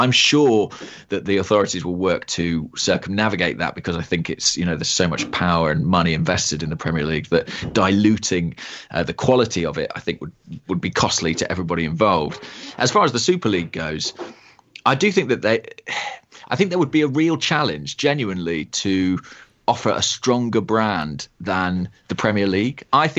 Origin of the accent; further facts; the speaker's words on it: England, United Kingdom; as an Englishman